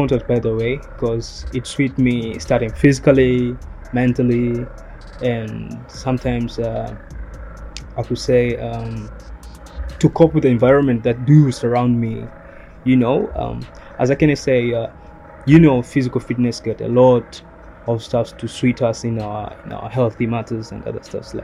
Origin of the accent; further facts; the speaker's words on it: Tanzania; I'm from Tanzania